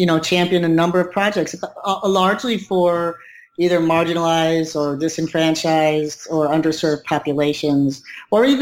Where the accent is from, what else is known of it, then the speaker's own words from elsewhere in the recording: Tucson, Arizona, United States; moved away as an adult; now in New York City, United States; Originally born and raised in Tucson, Arizona.